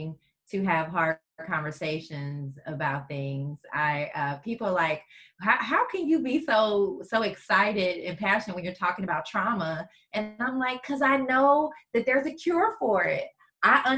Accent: St. Louis, Missouri, United States; moved away as an adult; also born or lived in New Orleans, Louisiana; now in Houston, United States; I'm from St. Louis, Missouri, originally

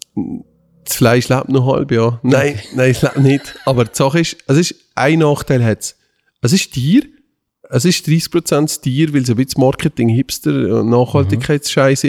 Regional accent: Valais, Switzerland; wir kommen aus dem Wallis

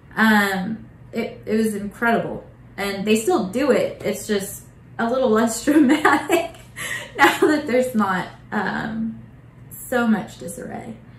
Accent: Bartlesville, Oklahoma, United States; moved away as an adult; I grew up in Bartlesville.

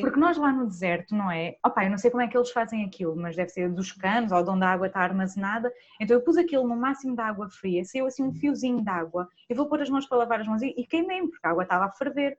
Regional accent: Vila Real de Santo António, Algarve, Portugal; eu sou de Vila Real de Santo António

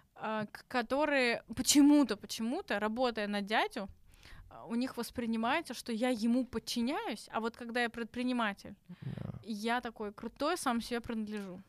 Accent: Tashkent, Uzbekistan; moved away as an adult; now in Russia; я из Ташкента, я там вуз закончила

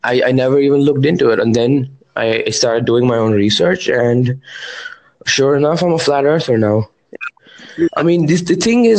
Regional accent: India; I'm from India.

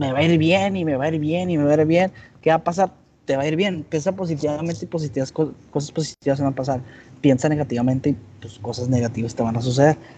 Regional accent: Hermosillo, Sonora, Mexico; Eh, de Hermosillo

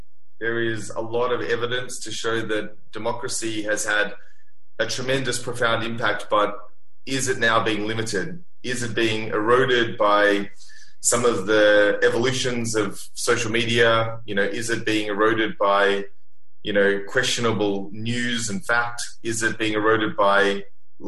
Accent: Sydney, New South Wales, Australia; now in Singapore; I grew up in Sydney by the beach.

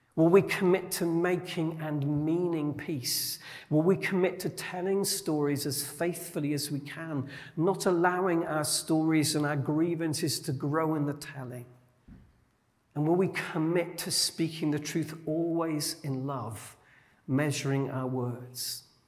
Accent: Yorkshire and the Humber, United Kingdom; As a Yorkshireman, I grew up among people who definitely called a spade a spade.

